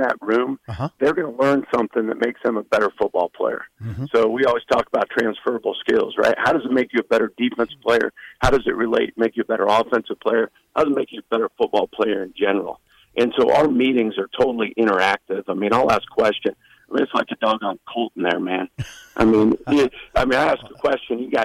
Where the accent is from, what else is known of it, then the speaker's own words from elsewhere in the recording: Blair, Nebraska, United States; also born or lived in David City, Nebraska; now in Knoxville, United States; But then really born and raised in Blair, Nebraska.